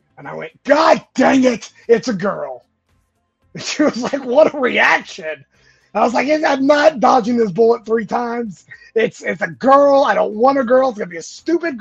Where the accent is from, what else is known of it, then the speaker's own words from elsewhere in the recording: California, United States; moved away as an adult; also born or lived in Georgia; I was born and raised in California. I moved out to Georgia in 98